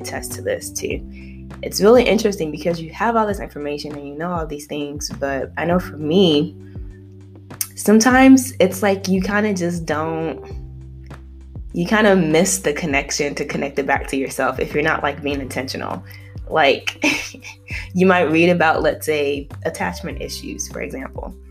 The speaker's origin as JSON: {"language": "English", "country": "United States", "tie": "born or raised there", "also_born_or_lived": "Nigeria", "said": "I was born in Nigeria, mostly raised here in America"}